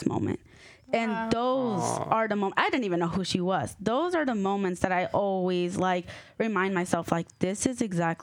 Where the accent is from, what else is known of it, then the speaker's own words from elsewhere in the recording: Norcross, Georgia, United States; I was born and raised in Georgia